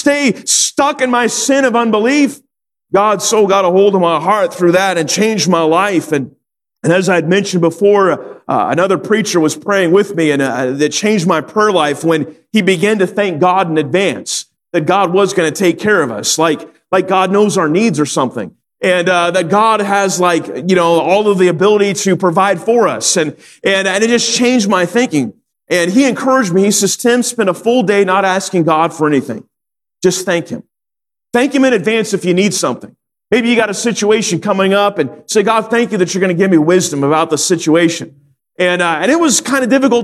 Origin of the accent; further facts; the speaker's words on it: Sacramento, California, United States; also born or lived in North Carolina; I grew up in Sacramento, California